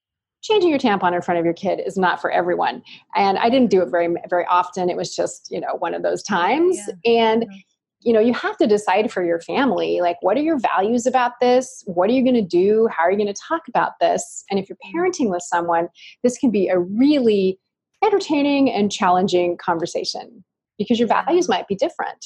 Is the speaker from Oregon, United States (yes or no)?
yes; Ashland, Oregon, United States; born or raised there